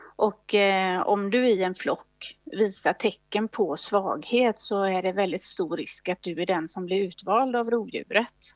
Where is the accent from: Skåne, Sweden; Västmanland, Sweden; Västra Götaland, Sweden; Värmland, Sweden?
Västra Götaland, Sweden; Gothenburg; moved away; also born or lived in Uppsala; jag kommer ursprungligen från Göteborg